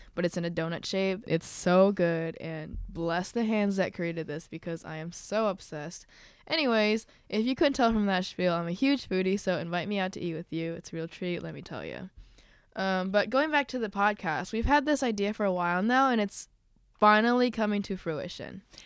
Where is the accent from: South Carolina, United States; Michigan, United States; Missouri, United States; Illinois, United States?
Illinois, United States; suburb of Chicago; I'm from a suburb off of Chicago